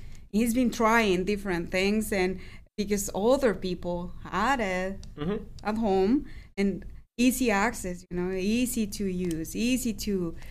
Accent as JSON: {"language": "English", "country": "Mexico", "tie": "born or raised there", "moved": "yes", "lives_now": "United States", "said": "I grew up in Mexico"}